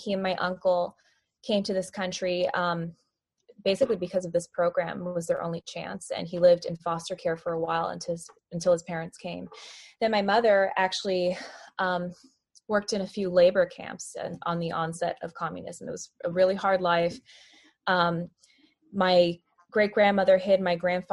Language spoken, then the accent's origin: English; Miami, Florida, United States; now in Nashville, United States; I was raised in Miami, Florida